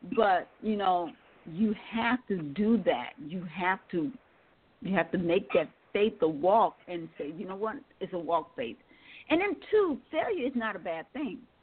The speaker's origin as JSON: {"language": "English", "town": "Milwaukee", "region": "Wisconsin", "country": "United States", "moved": "yes", "lives_now": "Atlanta, United States", "said": "I now live in mm-hmm. Atlanta, Georgia, and I'm from Milwaukee, Wisconsin."}